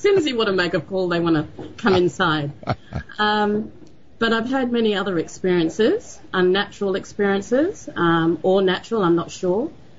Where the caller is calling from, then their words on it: Sydney, New South Wales, Australia; I'm calling from Sydney, Australia.